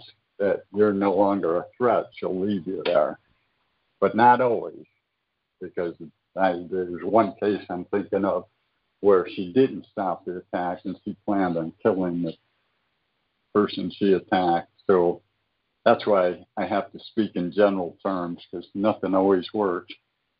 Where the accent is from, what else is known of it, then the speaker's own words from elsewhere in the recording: Michigan, United States; moved away; I was originally from Michigan